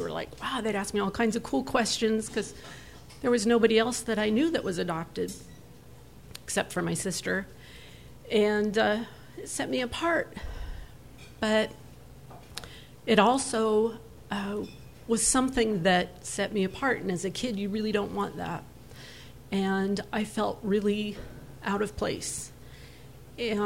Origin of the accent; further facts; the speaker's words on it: Portland, Oregon, United States; also born or lived in San Francisco, California; was flown to Portland when I was 3 days old and adopted at a month.